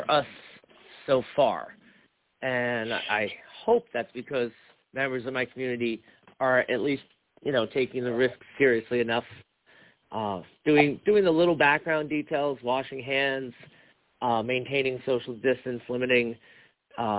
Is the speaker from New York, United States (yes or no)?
yes; Long Island, New York, United States; now in Capital District, New York, United States; My hometown, right, which is in Long Island